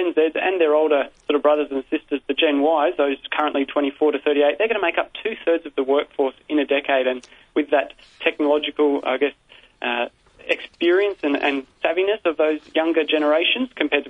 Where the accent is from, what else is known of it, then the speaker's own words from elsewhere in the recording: Sydney, New South Wales, Australia; I'm from Sydney, but I've been to Melbourne a lot.